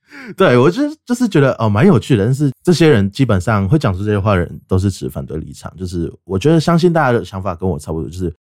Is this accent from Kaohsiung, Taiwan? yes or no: no; Taichung, Taiwan; 我是台中人，现在就读于台中市立惠文高级中学，然后是零六年出生的，就是民国九十五年